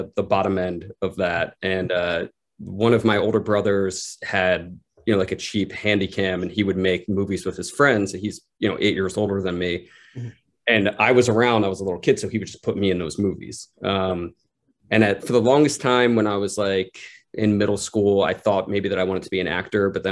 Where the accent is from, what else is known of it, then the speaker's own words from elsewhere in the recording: Pennsylvania, United States; now in New York, United States; my best friend growing up in Pennsylvania. We grew up making like little films together here and there. And then, you know, I moved to New York and he stayed in my hometown